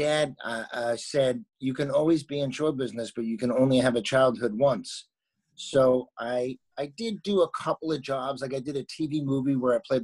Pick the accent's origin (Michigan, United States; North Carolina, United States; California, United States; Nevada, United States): California, United States; Los Angeles; moved away as an adult; now in Berlin, Germany; I'm born and raised in Los Angeles